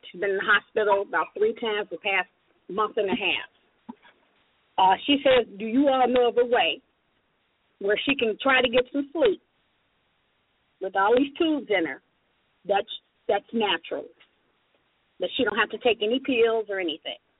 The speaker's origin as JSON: {"language": "English", "town": "Chicago", "region": "Illinois", "country": "United States", "said": "I'm from Chicago South Side."}